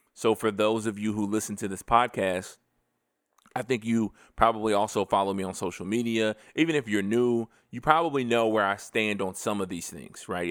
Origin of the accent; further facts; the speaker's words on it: United States; I am an American.